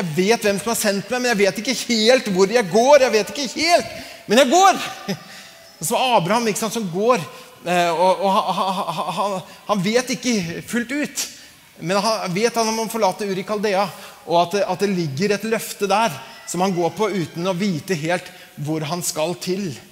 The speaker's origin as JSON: {"language": "Norwegian", "town": "Larvik", "region": "Vestfold", "country": "Norway", "said": "Larvik, der jeg kommer fra"}